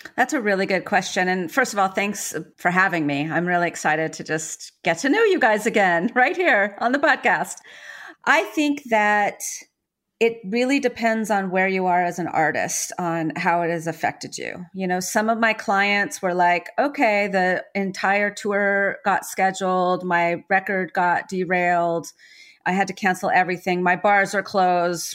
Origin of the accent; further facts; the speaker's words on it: San Francisco, California, United States; I was born in San Francisco nine months after the summer of love